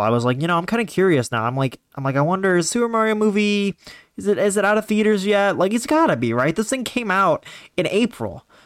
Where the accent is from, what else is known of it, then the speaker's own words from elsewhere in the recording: Ohio, United States; I'm from Ohio